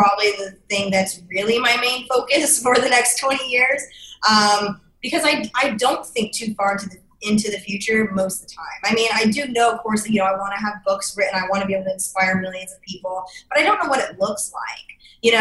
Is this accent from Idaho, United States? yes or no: yes; Idaho, United States; I'm from Idaho. I was like the only girl in my school with a mohawk